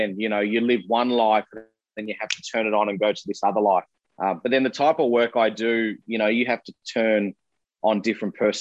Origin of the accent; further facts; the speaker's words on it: Melbourne, Victoria, Australia; I'm from Melbourne